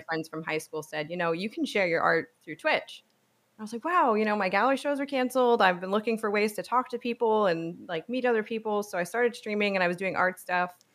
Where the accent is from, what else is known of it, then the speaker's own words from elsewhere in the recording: New Jersey, United States; moved away as an adult; also born or lived in New York / Manhattan, New York / Savannah, Georgia; I grew up in New York and New Jersey. I did school in pu-, like, public school in Jersey